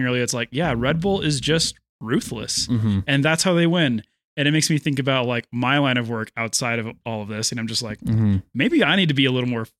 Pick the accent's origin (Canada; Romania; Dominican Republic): Canada; It's like when people find out that I'm from Canada